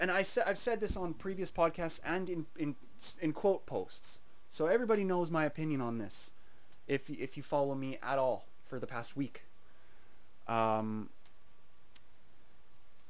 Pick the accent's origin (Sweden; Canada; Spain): Canada; I'm a Canadian person